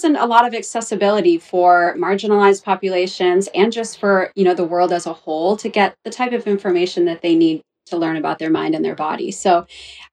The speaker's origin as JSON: {"language": "English", "area": "Orange County", "region": "California", "country": "United States", "also_born_or_lived": "Los Angeles, California", "moved": "as an adult", "said": "I'm from Orange County, California"}